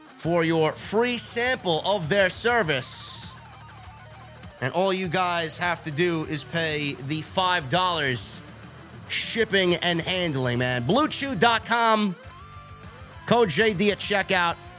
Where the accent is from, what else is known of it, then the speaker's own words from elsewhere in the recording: New York City, New York, United States; I'm from the Bronx